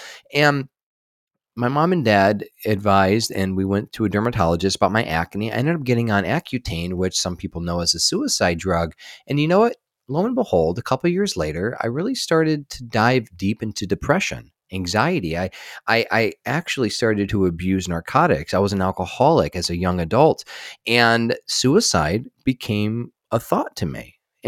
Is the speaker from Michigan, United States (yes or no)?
yes; Michigan, United States; born there; I was born in just outside of Detroit, Michigan, and I was a sick kid.